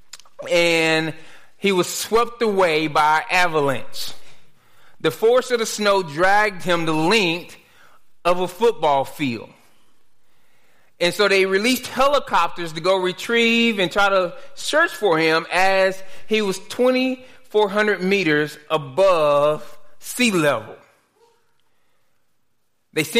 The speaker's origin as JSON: {"language": "English", "town": "Dallas", "region": "Texas", "country": "United States", "tie": "born or raised there", "said": "growing up in Dallas"}